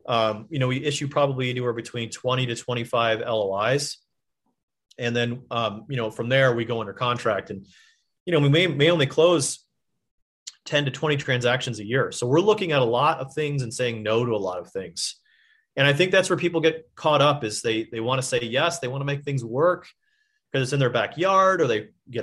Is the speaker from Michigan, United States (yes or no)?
yes; Michigan, United States; I'm from Michigan